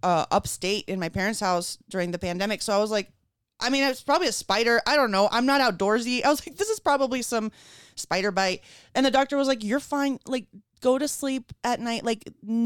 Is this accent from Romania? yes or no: no; Caracas, Capital District, Venezuela; moved away; I grew up in Venezuela and I'm an Ashkenazi Jew